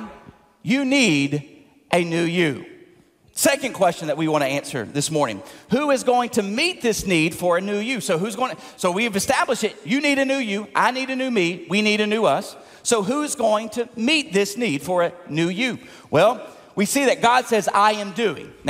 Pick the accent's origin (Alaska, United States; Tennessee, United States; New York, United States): Tennessee, United States; Tipton County; moved away; my hometown in Tipton County in Tennessee.